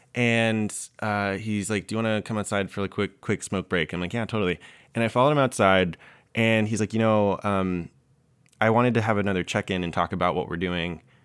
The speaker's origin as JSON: {"language": "English", "region": "the South", "country": "United States", "moved": "yes", "lives_now": "New York, United States", "said": "I came from the South where everyone is trying to get married"}